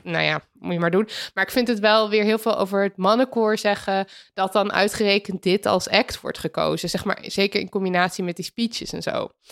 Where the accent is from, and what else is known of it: Netherlands